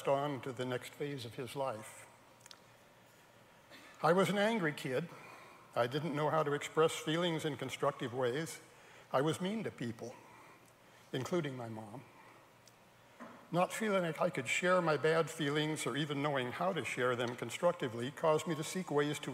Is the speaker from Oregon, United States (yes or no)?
yes; Salem, Oregon, United States; also born or lived in Portland, Oregon; I was born in Portland, Oregon, at the end of World War II. That was 78 years ago. I grew up in Salem, Oregon.